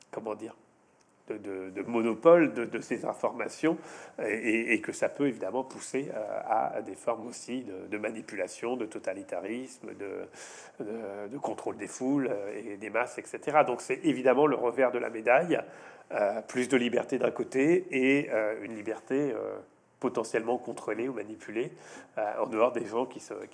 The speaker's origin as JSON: {"language": "French", "country": "France", "said": "je suis chez moi, je suis à Bordeaux, parce, pas parce que je paye des impôts, je suis français, je suis européen"}